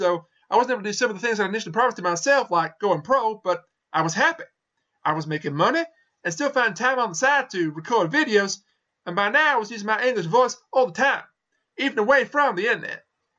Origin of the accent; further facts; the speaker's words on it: United States; born there; I was born in the United States of America.